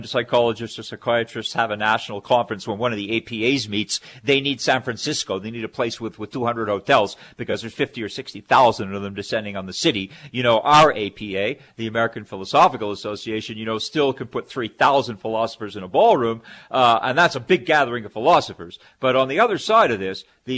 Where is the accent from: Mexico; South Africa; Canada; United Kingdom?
Canada; now in United States; as a Canadian, I'm a dual citizen. Originally from Canada, now I'm, you know, many years I've been in the U.S. living here, working here, and I'm naturalized